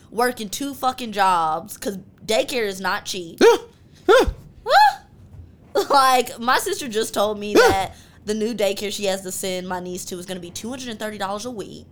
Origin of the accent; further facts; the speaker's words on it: High Point, North Carolina, United States; I am from High Point, North Carolina.